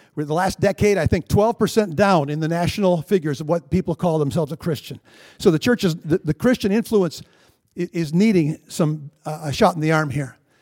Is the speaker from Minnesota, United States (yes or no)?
yes; Minnesota, United States; I'm a Minnesotan